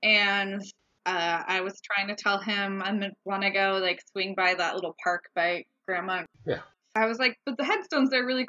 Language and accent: English; Scotland, United Kingdom; And I'm making whiskey drinks because we're Scottish.